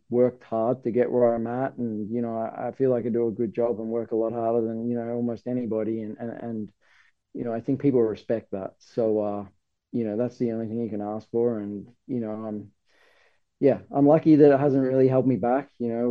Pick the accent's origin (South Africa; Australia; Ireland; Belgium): Australia; moved away as an adult; now in United States; I'm from Australia